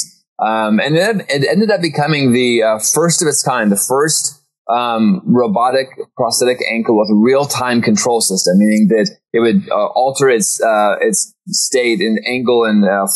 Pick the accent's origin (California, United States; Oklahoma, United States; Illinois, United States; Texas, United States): Oklahoma, United States; Norman; I was born in Oklahoma. Grew up in Norman